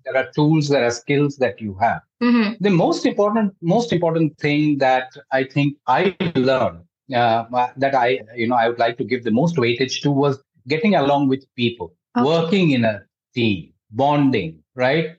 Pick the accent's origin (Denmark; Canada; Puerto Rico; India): India; I'm an Indian